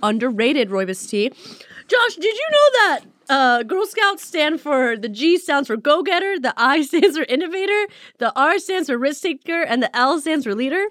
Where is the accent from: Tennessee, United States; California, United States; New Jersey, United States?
California, United States; Beverly Hills; I grew up in Beverly Hills